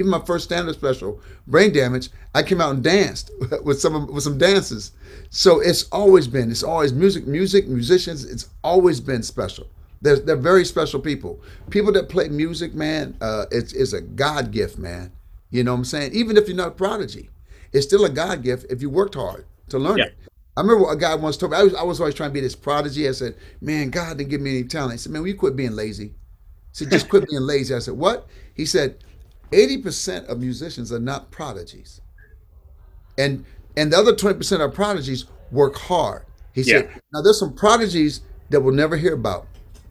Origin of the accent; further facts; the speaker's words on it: Benton Harbor, Michigan, United States; I'm from Benton Harbor, Michigan